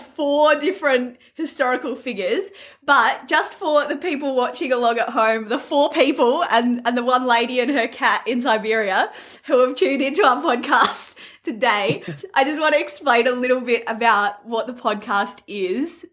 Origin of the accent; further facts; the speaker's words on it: Australia; I'm an Aussie, so I don't pronounce anything correctly.